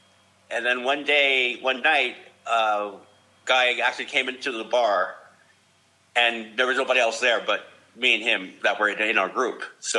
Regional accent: New York City, New York, United States; now in San Francisco, United States; I grew up in New York City.

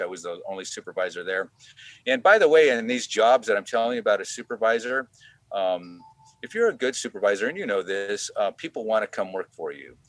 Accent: Hanford, California, United States; moved away as an adult; now in Sonoma County, United States; we grew up in the Central Valley

